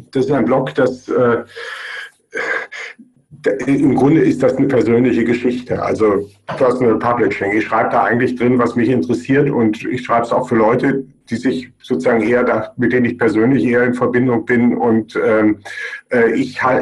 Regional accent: Germany; now in Graz, Austria; man hört wahrscheinlich an meinem Akzent und man merkt auch an meinem Namen, dass ich kein Österreicher bin, sondern aus Deutschland. Äh, ich unterrichte seit 2004 an der Fachhochschule Joanneum in Graz

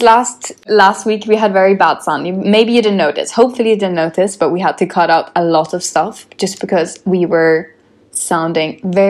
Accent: Sweden; moved away as an adult; now in London, United Kingdom; Like if I'm from Sweden, living in London

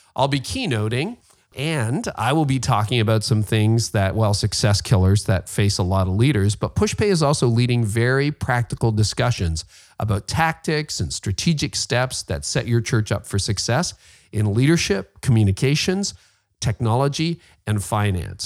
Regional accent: Canada; I'm Canadian

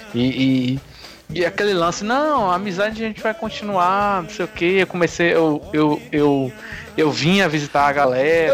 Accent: Salvador, Bahia, Brazil; born or raised there; also born or lived in Conceição do Almeida

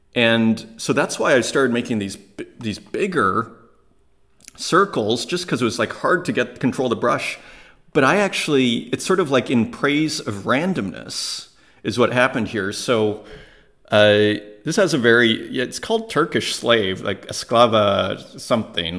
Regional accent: Saskatoon, Saskatchewan, Canada; moved away; I was from Saskatoon, Saskatchewan, in Canada, and I should know better as an Italian

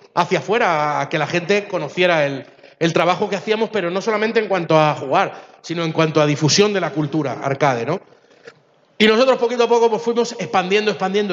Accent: Chile; moved away; Yo soy de origen chileno

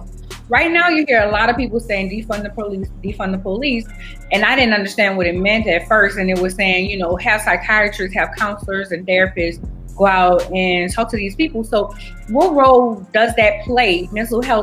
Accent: New Orleans, Louisiana, United States; I'm originally from New Orleans

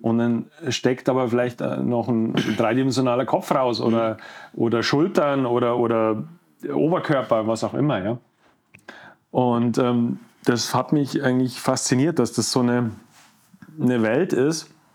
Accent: Leutasch valley / Werdenfelser Land, near Garmisch, Bavaria, Germany; moved away; also born or lived in Munich; ich komme äh, aus dem Leusachtal, also aus mhm. Wernfelser Land, ja, Nähe von Garmisch groß geworden

